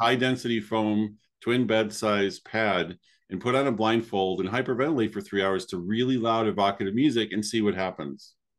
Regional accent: Chicago, Illinois, United States; moved away; also born or lived in Spain; growing up in the Chicago area in the College of DuPage

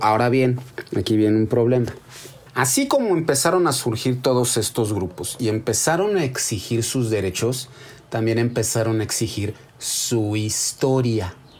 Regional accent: Mexico; Somos indígenas y somos españoles y nos hemos convertido en mexicanos

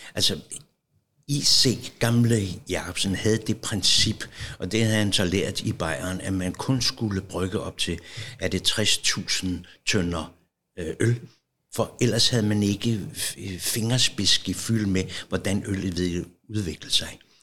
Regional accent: Copenhagen, Capital Region of Denmark, Denmark; Jeg er født her i Valby, meget tæt på

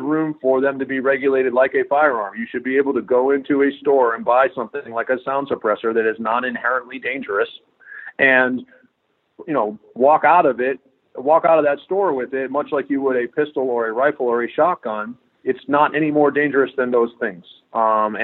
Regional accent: New England, United States; also born or lived in Southeast US; now in Texas, United States; I live in Texas. I've lived all throughout the Southeast, but I grew up in New England

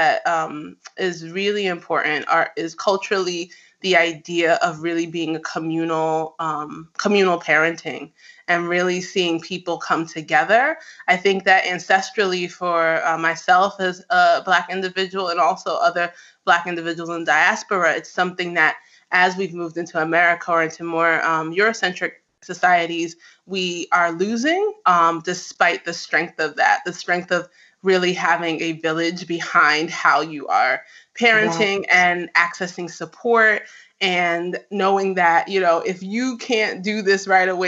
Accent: New York, United States; I'm actually Nigerian-American. I grew up in New York

